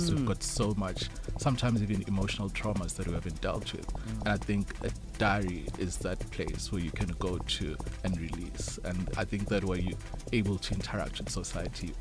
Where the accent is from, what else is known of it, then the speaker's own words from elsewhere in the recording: Eswatini; growing up in Eswatini